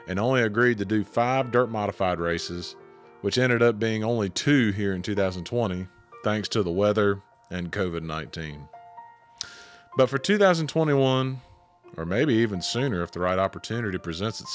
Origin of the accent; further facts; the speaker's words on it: the South, United States; accent: southern; I didn't try to hide my southern accent